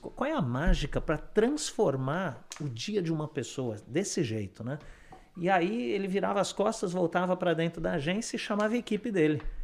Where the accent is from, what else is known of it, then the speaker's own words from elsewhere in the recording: Sorocaba, São Paulo, Brazil; moved away as an adult; now in Canada; quando eu era pequeno, eu morava em Sorocaba, né, no interior de São Paulo